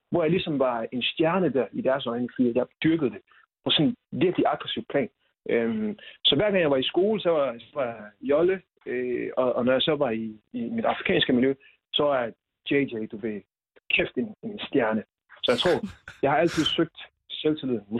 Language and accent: Danish; Silkeborg, Central Denmark Region, Denmark; jeg kommer fra Silkeborg.